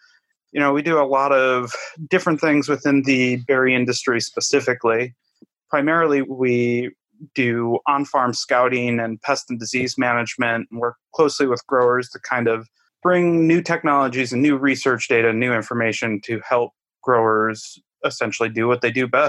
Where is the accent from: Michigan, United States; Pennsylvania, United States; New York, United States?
Michigan, United States; moved away as an adult; also born or lived in West Africa; now in Pacific Northwest, United States; I grew up in Michigan, got my degree from Michigan State.